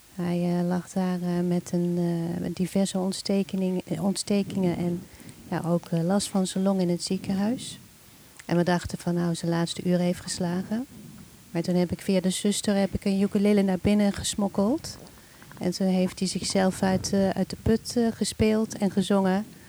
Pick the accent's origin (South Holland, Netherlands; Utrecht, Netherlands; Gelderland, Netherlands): Gelderland, Netherlands; Nijmegen; moved away as an adult; also born or lived in Hilversum / Amsterdam; Ik ben geboren en getogen in Nijmegen